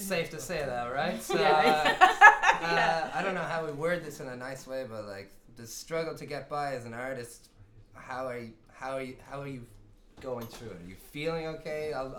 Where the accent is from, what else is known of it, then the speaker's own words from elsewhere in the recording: Ireland; I'm Irish